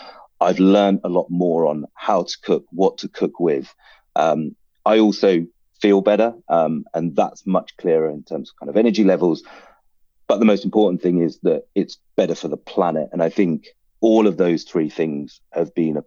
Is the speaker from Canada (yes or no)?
no; United Kingdom; I'm a British Sri Lankan